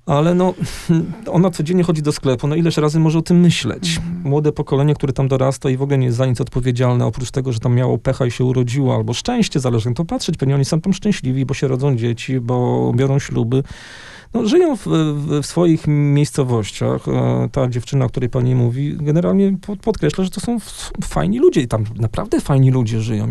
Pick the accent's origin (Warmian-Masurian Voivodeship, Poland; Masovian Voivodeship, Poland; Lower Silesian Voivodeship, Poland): Lower Silesian Voivodeship, Poland; Wrocław; ja się urodziłem we Wrocławiu, czyli na ziemiach odzyskanych